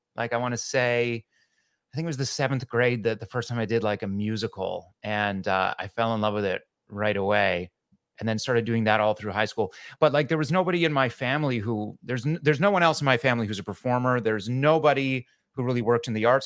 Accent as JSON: {"language": "English", "town": "Medicine Hat", "region": "Alberta", "country": "Canada", "tie": "born or raised there", "moved": "as an adult", "lives_now": "New York, United States", "said": "I grew up near Calgary in a little city called Medicine Hat"}